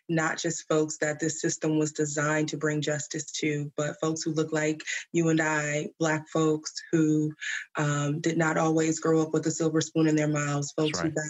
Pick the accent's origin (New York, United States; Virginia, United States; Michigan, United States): Michigan, United States; Flint; Growing up in Flint, uh, it was a mixture of smaller city version of Detroit, but also very country in a way.